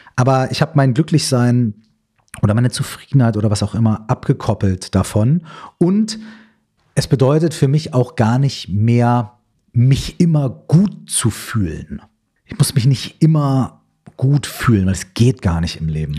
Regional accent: Minden, North Rhine-Westphalia, Germany; ich komme aus Minden in Westfalen

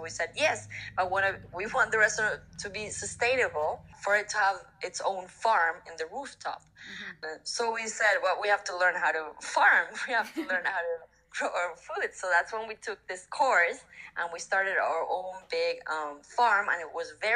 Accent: Argentina; moved away as an adult; also born or lived in Mexico City, Mexico; my hometown, that is a very small town in Argentina

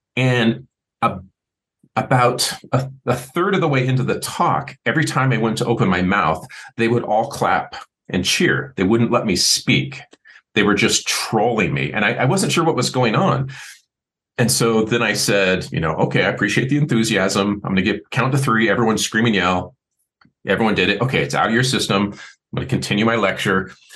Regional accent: Seattle, Washington, United States; the 80s was easy because that's the era I grew up in in Seattle

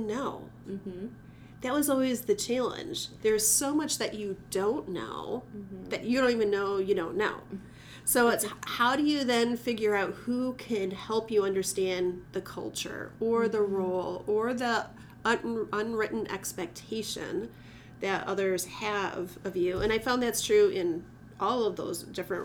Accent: Bay City, Michigan, United States; I grew up in Bay City

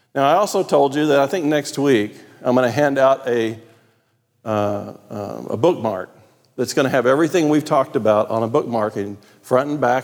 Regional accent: Texas, United States; accent: Texan; I grew up in a place where, in my language, none of those things mattered.

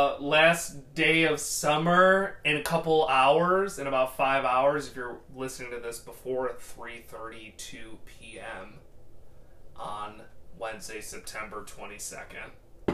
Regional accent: United States; We are American.

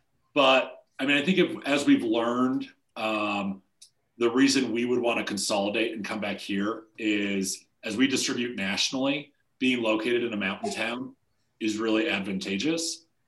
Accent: Denver, Colorado, United States; moved away as an adult; now in Steamboat Springs, United States; we're from Denver originally.

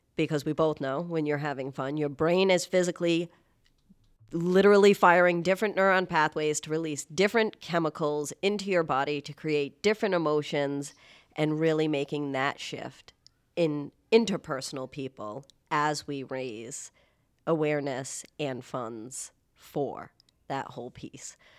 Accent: Warwick, Rhode Island, United States; living in Rhode Island and growing up in Warwick

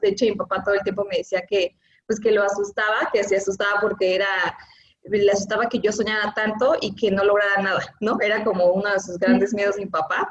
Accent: Oaxaca, Mexico; yo soy de la ciudad de Oaxaca, y soy como orgullosa oaxaqueña

